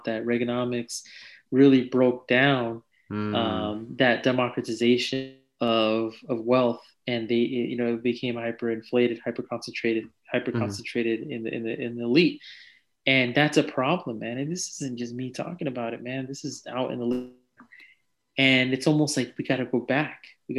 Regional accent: Union City, California, United States; moved away as an adult; also born or lived in San Leandro, California / Fremont, California; now in Ohio, United States; I grew up in Silicon Valley

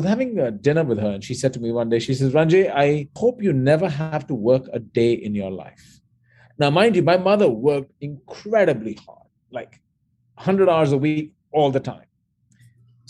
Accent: New Delhi, Delhi, India; moved away; I grew up in New Delhi, India, and I went through high school there and college there

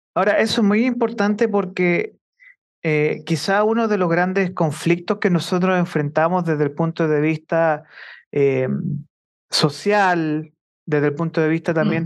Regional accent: Chile; nosotros como chilenos

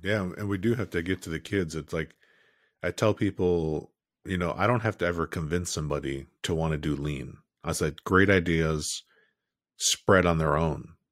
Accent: Chicago, Illinois, United States; moved away as an adult; also born or lived in California; I grew up in Chicago, building for there half my career, and then the other half California

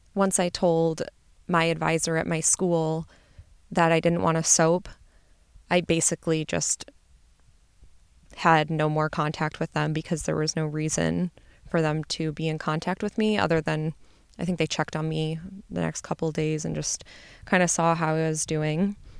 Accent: Midwest, United States; I'm from the Midwest, and so I wanted to stay home

